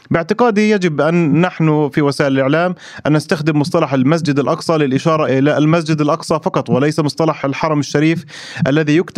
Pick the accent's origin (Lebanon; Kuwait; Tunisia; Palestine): Palestine; انا كفلسطيني وكصحفي راصد للاعلام الفلسطيني وكذلك الاسرائيلي